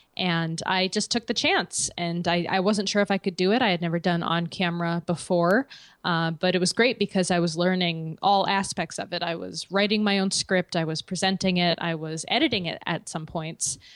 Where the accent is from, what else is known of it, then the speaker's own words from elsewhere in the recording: West Hartford, Connecticut, United States; I'm from West Hartford